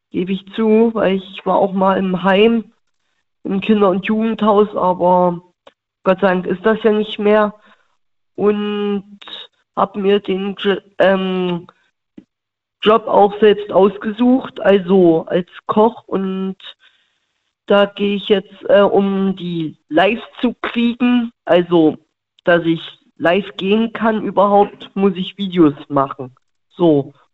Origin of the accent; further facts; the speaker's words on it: Thuringia, Germany; born there; was ich immer mache, wenn man aus, ähm, wenn man gebürtig aus dem Osten ist, ne? Aus Thüringen gibt es ja diese Thüringer Bratwurst.